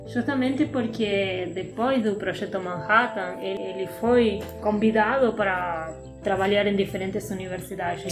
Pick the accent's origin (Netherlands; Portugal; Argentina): Argentina; Portuguese is a second language; moved away as an adult; also born or lived in Paraíba, Brazil; now in Brazil; eu sou argentina disfarçada brasileira